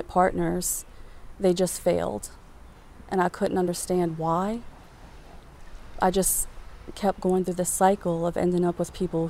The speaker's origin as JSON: {"language": "English", "area": "West Bank", "region": "Louisiana", "country": "United States", "said": "I am originally from the West Bank"}